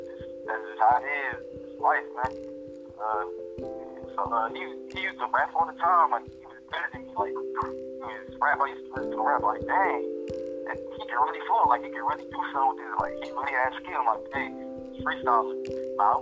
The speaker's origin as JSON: {"language": "English", "town": "Detroit", "region": "Michigan", "country": "United States", "tie": "born or raised there", "said": "I'm from Detroit, you know, the west side"}